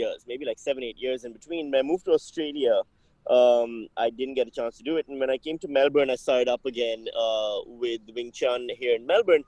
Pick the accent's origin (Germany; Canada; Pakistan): Pakistan; when I was growing up in Pakistan